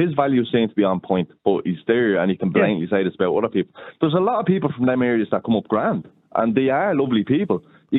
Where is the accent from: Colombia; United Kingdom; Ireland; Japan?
Ireland; Dublin, Leinster; also born or lived in Ballyfermot, Dublin; I'm originally from Ballyferma. I've grown up in Dolphins Barn. I know what these areas are like. I've lived in them.